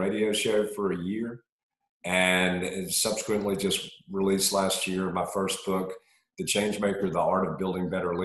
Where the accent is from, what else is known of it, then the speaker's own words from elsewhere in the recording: Augusta, Georgia, United States; also born or lived in Montreal, Canada; I was born in Montreal, Canada, and moved Augusta when I was 4 years old